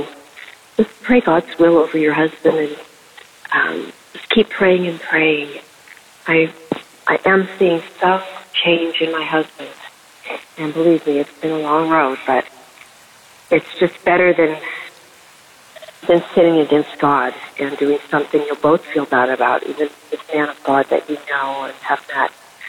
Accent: Spokane, Washington, United States; from Washington State, and I heard Dustin from Spokane call, and Spokane is my hometown

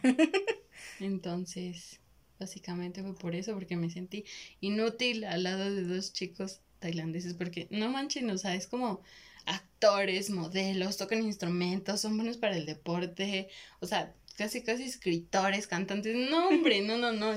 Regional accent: Mexico; somos de México

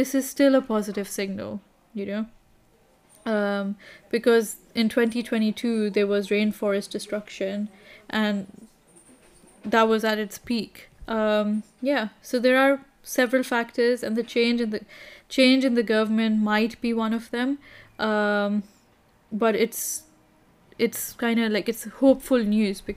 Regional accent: Kenya; growing up in Kenya

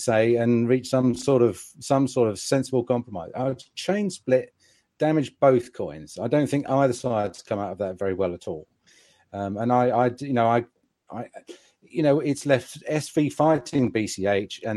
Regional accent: England, United Kingdom; as an English gentleman

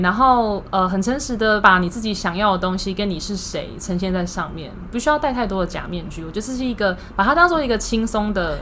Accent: Taiwan; 我们台湾人就是有个默契嘛

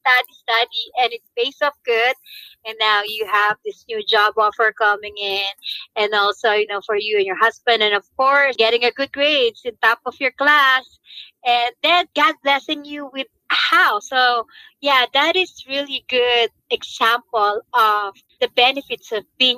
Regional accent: Philippines; as Filipino, I gotta have the pancit

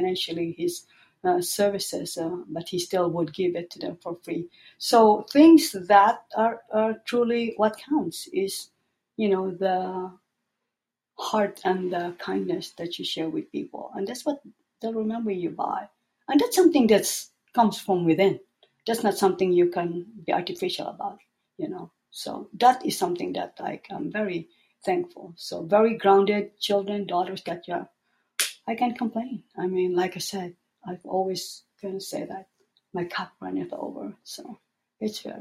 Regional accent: Philippines; moved away as an adult; also born or lived in Northern California; now in United States; I come from the Philippines in a developing country, coming to the United States, and then being able to assimilate here

